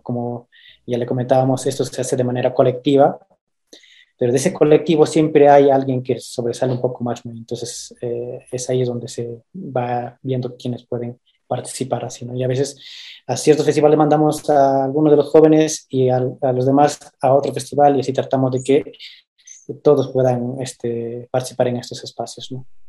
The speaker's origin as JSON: {"language": "Spanish", "area": "Quingrapa, Huanta province", "region": "Ayacucho", "country": "Peru", "said": "yo vengo de la comunidad de Quingrapa, eh, la provincia de Huanta, del departamento de Ayacucho"}